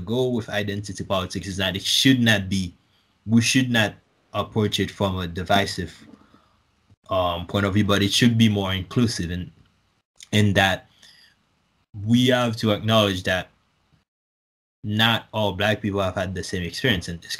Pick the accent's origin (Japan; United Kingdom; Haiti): Haiti; now in United States; I'm originally from Haiti